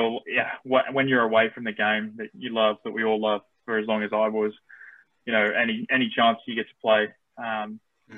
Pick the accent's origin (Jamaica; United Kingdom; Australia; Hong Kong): Australia; accent: Australian; also born or lived in United States; myself being born in America, so I'm naturalized Aussie, but I speak with the accent